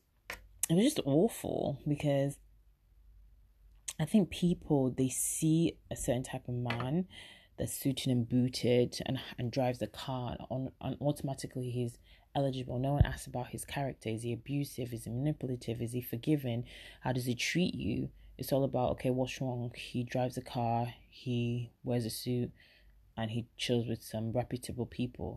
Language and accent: English; England, United Kingdom; but obviously I lived in England and born and bred